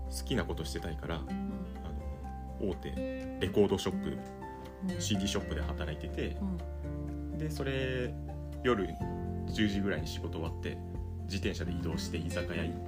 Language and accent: Japanese; Osaka, Japan; moved away as an adult; now in Gujo, Japan; 大阪の大阪市市内の生まれ育ちですね